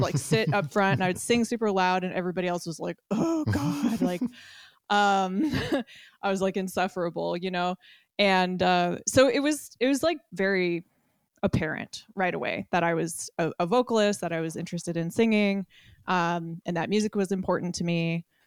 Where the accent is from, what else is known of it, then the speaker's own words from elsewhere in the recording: Alameda, California, United States; I grew up in Alameda, California, which is like, uh, an island in the San Francisco Bay, very close to Oakland.